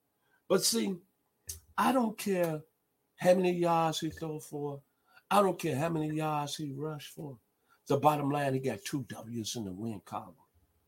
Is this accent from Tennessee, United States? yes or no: yes; Memphis, Tennessee, United States; my hometown of Memphis, Tennessee